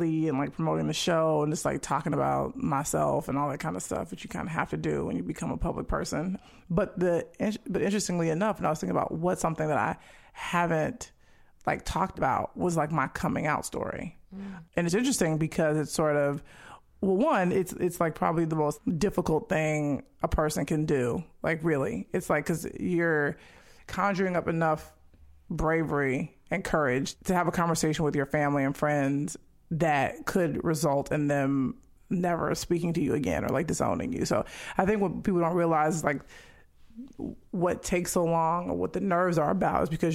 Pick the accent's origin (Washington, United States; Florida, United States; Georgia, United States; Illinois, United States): Illinois, United States; Chicago; moved away as an adult; now in Los Angeles, United States; I grew up on South Side of Chicago